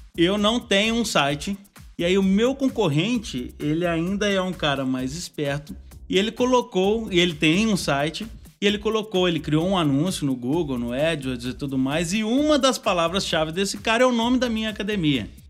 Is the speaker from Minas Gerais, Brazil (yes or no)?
yes; Minas Gerais, Brazil; nós que somos mineirinho, a gente tem que frisar o seguinte, a gente é mineiro